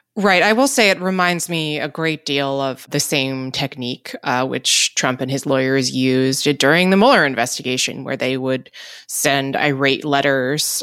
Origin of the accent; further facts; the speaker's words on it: New Jersey, United States; I'm from New Jersey